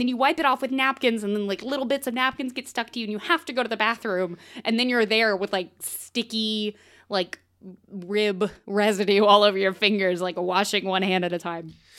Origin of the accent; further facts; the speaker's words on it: the South, United States; moved away as an adult; now in Portland, United States; I'm also from the South